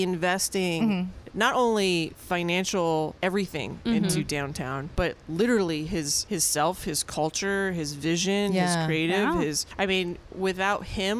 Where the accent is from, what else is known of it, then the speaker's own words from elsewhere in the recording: San Francisco, California, United States; moved away as an adult; now in Las Vegas, United States; before I even lived in Vegas, I grew up in San Francisco.